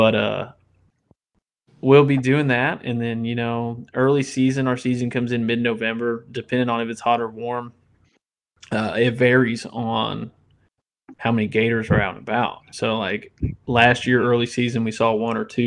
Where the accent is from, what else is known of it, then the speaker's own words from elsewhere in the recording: Indiana, United States; moved away as an adult; now in Louisiana, United States; I'm originally from Indiana, which we don't have any gators up there. And, you know, I moved down and I got to Louisiana in 2018